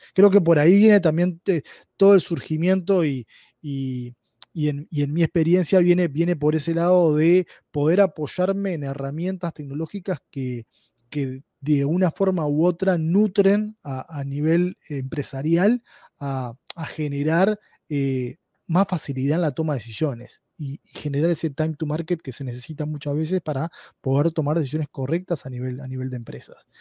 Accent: Uruguay; accent: Uruguayan Spanish; moved away as an adult; now in Bellevue, United States; mi español un poco extraño es de Uruguay, es, eh, soy de Uruguay. Eh, estuve en Uruguay eh, viviendo hasta, hasta hace un año y medio

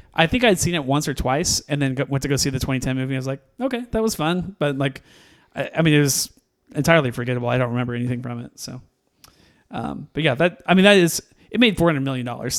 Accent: Missouri, United States; we're from Missouri

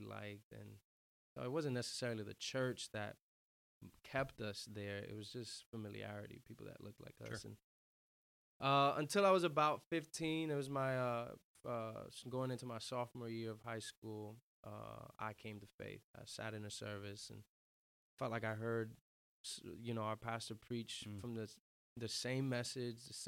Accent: New York City, New York, United States; born and raised in Uptown New York City, northernmost part of the island of Manhattan

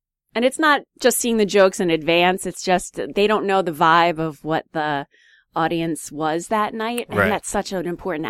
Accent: Easton, United States; I mean, it's cool because, you know, I grew up in Easton, so I like to do as many, you know, local things as possible.

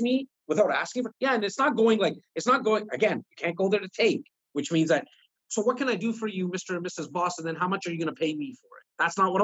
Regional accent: Toronto, Ontario, Canada; I'm not only born and raised in Toronto, but I'm born and raised in the north part of Toronto in an area called Rexdale

